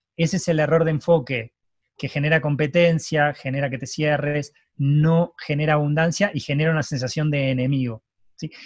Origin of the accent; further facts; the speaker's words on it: Argentina; yo nací en Argentina